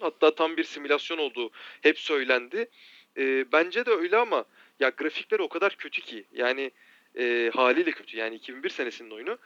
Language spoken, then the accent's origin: Turkish; Marmaris, Muğla, Turkey; ben Marmarisliyim.